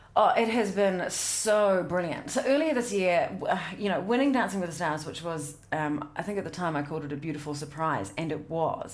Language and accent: English; South Otago, New Zealand; I grew up in South Otago